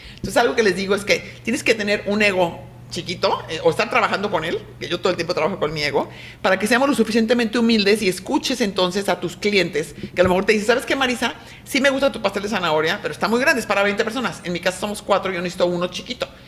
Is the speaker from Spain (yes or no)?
no; Mexico; soy una mujer mexicana, súper orgullosa de ser mexicana